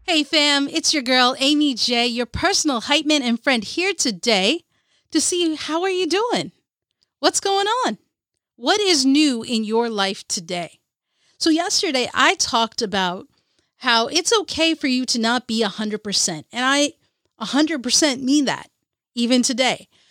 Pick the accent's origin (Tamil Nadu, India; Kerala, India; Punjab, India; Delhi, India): Kerala, India; As an Indian, as a Muley Alley from Ca, from Kerala, India